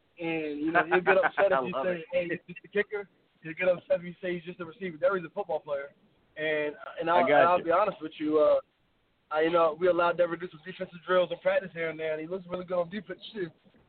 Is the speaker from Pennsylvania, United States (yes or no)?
no; St. Stephen, South Carolina, United States; Yeah, I'm from St. Stephen. I'm a little country guy, too.